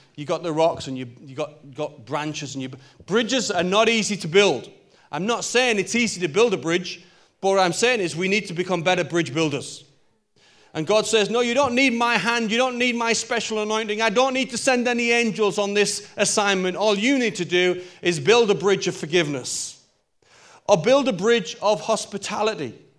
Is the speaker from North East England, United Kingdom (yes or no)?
yes; Newcastle upon Tyne, North East England, United Kingdom; I'm a Geordie boy. I'm from Newcastle.